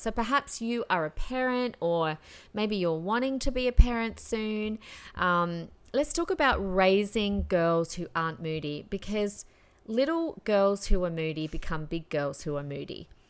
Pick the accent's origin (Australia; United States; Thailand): Australia; Adelaide, South Australia; moved away as an adult; now in Queensland, Australia; growing up in Adelaide